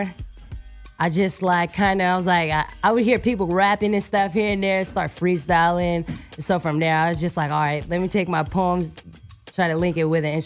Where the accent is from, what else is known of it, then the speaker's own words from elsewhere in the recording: San Francisco, California, United States; also born or lived in Vallejo, California; I was born in San Francisco, raised in Vallejo and San Francisco